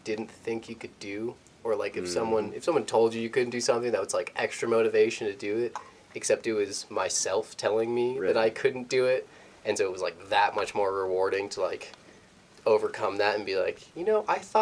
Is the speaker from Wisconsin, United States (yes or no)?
yes; Wisconsin, United States; I'm from Wisconsin